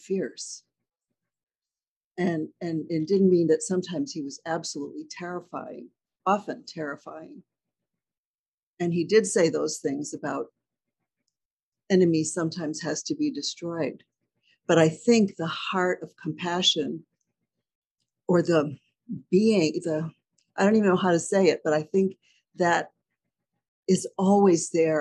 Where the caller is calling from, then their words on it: Halifax, Nova Scotia, Canada; I'm calling from Halifax